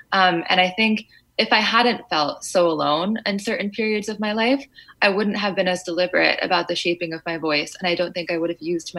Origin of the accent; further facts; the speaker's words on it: Fairfield, United States; In Fairfield, we were one of the only, if not the only, Afghan family.